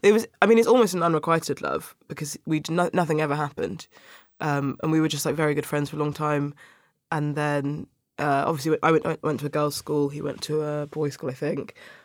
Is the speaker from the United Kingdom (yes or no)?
yes; Sutton, London, United Kingdom; In Sutton. So I went to school in Cheam, which is like the borders of South London.